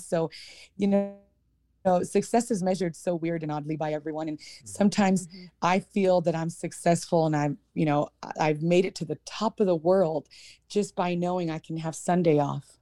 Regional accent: Emmett, Idaho, United States; I grew up in Emmett

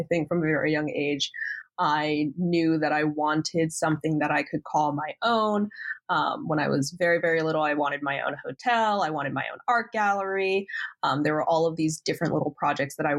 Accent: West Chester, Pennsylvania, United States; I grew up here in Westchester, Pennsylvania

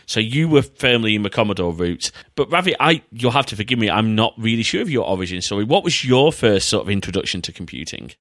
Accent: United Kingdom; as British retro fans

